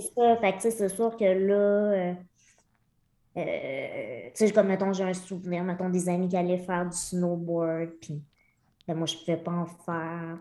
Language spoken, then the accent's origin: French; Lemieux, Quebec, Canada; Je suis née à Québec, mais à l'âge de huit mois, mes parents ont déménagé à Lemieux, qui est un petit village de moins de 300 personnes dans la région de Victoriaville, euh, donc le centre du Québec